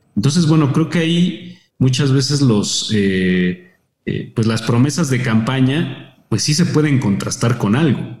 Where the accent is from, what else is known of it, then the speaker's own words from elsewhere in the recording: Mexico; respecto al nuestro como mexicanos